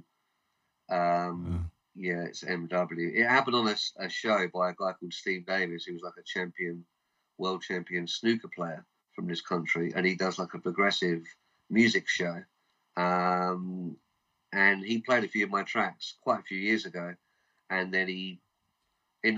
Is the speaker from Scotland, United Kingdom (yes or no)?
no; London, United Kingdom; I grew up in London